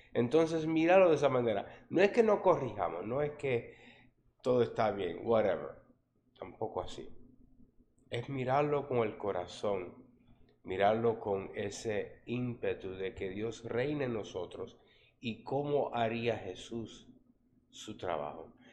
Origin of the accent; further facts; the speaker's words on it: New York, United States; crecí en Harlem, ¿no? En, en la área de los latinos ahí la 117 entre Lexington y Tercera en Nueva York